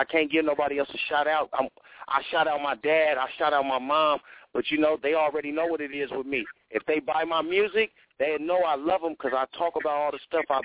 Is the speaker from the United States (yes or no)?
yes; Sacramento, California, United States; I'm from Sacramento